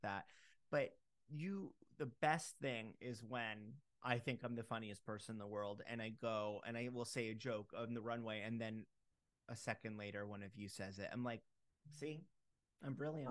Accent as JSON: {"language": "English", "town": "Fort Lauderdale", "region": "Florida", "country": "United States", "said": "I'm from Fort Lauderdale"}